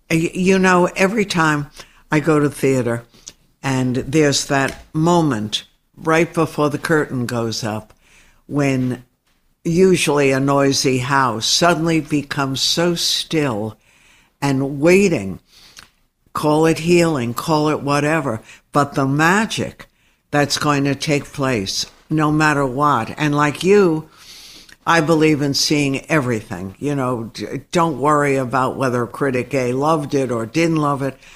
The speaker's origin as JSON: {"language": "English", "town": "Dallas", "region": "Texas", "country": "United States", "tie": "born or raised there", "said": "I grew up in Dallas."}